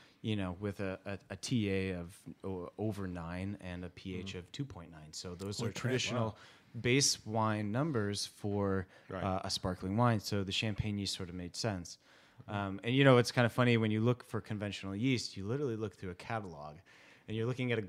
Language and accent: English; Chicago, Illinois, United States; moved away as an adult; also born or lived in Colorado / Sonoma Valley; now in Sonoma, United States; I moved from Chicago as far west as I could, studied at Colorado State University